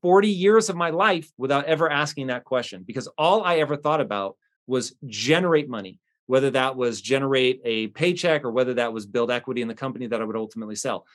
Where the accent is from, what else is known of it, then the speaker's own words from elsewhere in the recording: United States; as an American